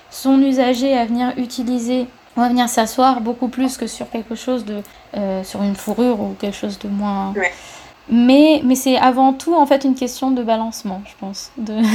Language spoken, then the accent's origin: French; France; Il faut, en fait, en tant que Français, on va à Cuba, on se dit ah la chaleur, c'est génial